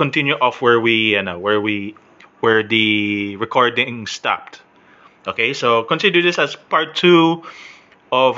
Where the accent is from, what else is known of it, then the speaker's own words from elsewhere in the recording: Philippines; I'm Filipino